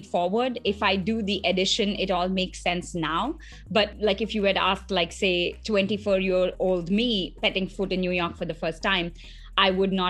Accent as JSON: {"language": "English", "town": "Mumbai", "region": "Maharashtra", "country": "India", "tie": "born or raised there", "also_born_or_lived": "South India", "moved": "as an adult", "lives_now": "Belgrade, Serbia", "said": "I was born and raised in Mumbai, India."}